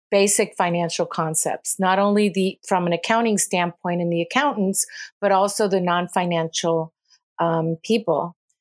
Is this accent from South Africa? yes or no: no; Puerto Rico; moved away as an adult; also born or lived in California; I moved back to Puerto Rico from California